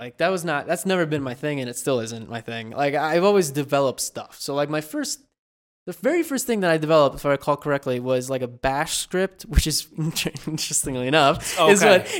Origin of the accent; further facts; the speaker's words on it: Italy; also born or lived in New York, United States; I was born in New York. Moved to Italy when I was, like, 4 to 5 years old.